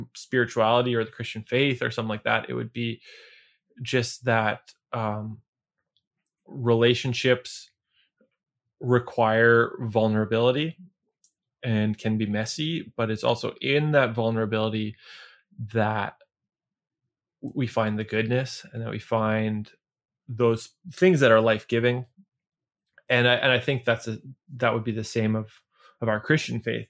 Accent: Niverville, Manitoba, Canada; where I grew up in Niverville

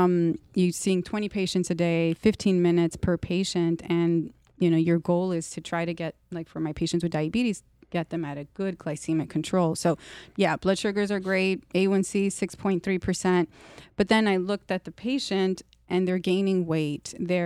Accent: Dominican Republic; I'm from Dominican Republic, which is a beautiful island.

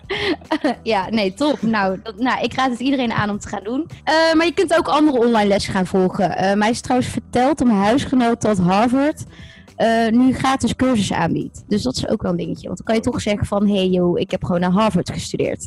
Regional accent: Netherlands; we wel als Nederlanders

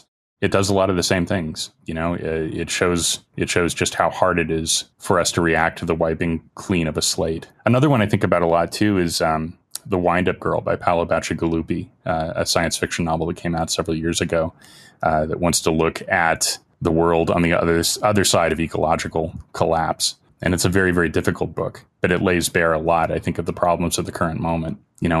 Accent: Indiana, United States; I'm from Indiana

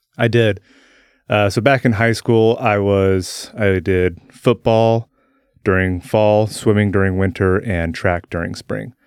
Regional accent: Salem, Oregon, United States; also born or lived in Turner; I was born here in Salem. Uh, I've lived here my entire life, uh, just outside of Salem in Turner

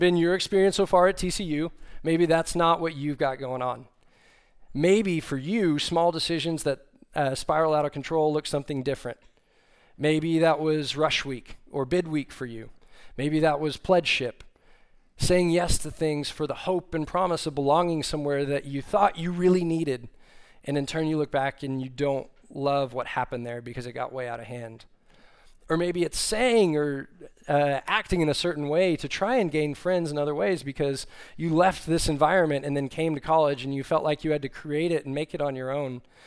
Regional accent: Austin, Texas, United States; moved away as an adult; now in Fort Worth, United States; I grew up in Austin, Texas, but saw the light and left there and came up here to Fort Worth

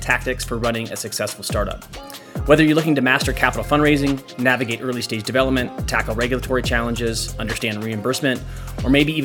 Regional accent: Midwest, United States; moved away as an adult; also born or lived in Orange County; now in Tahoe area, United States; I grew up in the Midwest, and we've been out on the West Coast for, gosh, the past 7 or 8 years now

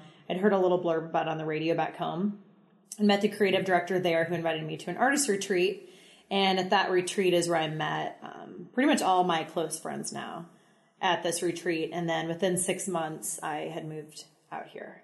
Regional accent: Central Missouri, United States; born and raised in Central Missouri on a farm

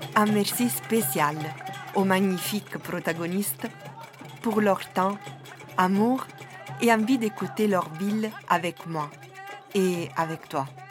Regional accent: Southern Italy, Italy; French is a second language; also born or lived in Naples; now in Brussels, Belgium; Je suis originaire du sud de l'Italie.

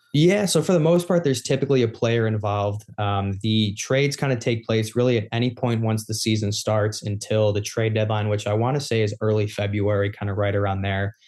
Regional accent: Chicago, Illinois, United States; growing up in Chicago

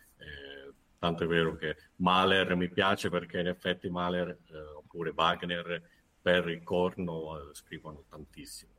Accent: San Severo, Apulia, Italy; sono pugliese di San Severo Foggia, quindi abitavo a San Severo

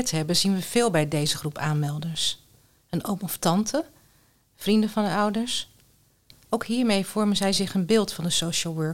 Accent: Netherlands; Ik ben Nederlander, maar met sterk Koerdische wortels.

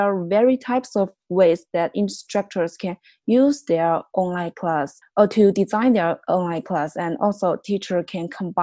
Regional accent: southern China, China; moved away; I'm also from the south of China

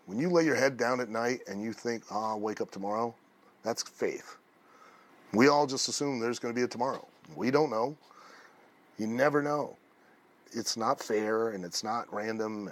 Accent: Lima, Ohio, United States; I grew up in Lima, Ohio

